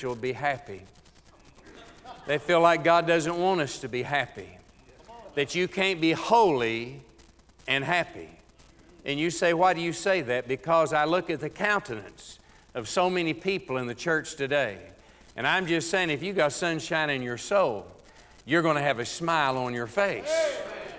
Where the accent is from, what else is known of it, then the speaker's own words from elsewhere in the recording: Texas, United States; moved away; back in my home state of Texas